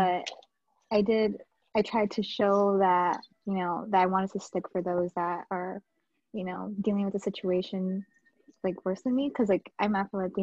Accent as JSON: {"language": "English", "town": "New York City", "region": "New York", "country": "United States", "said": "I'm from New York City, and I'm Dominican and Puerto Rican"}